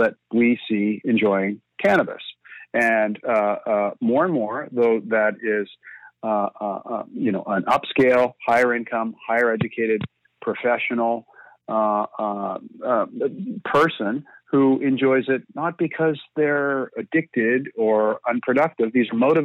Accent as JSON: {"language": "English", "country": "Canada", "said": "as a Canadian"}